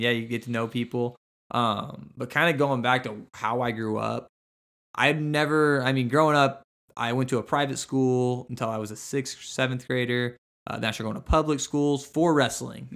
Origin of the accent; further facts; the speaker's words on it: Cushing, Oklahoma, United States; I grew up in Cushing, Oklahoma